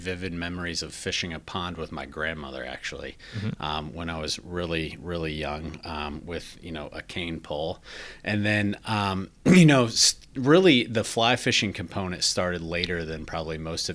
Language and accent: English; Indiana, United States; moved away as an adult; also born or lived in Washington, D.C.; now in Minnesota, United States; I grew up in Indiana, actually